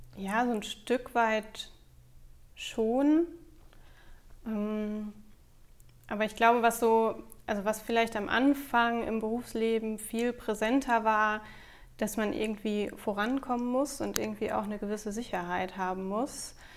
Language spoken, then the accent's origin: German; Bad Driburg, North Rhine-Westphalia, Germany; Ich bin in Bad Triburg auf dem Xava zur Schule gegangen